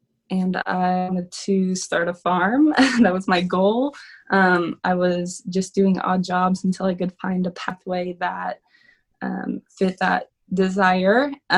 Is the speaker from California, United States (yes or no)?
yes; Clovis, California, United States; now in Fresno, United States; I grew up in Clovis, out in the country area. I grew up on a little homestead out there.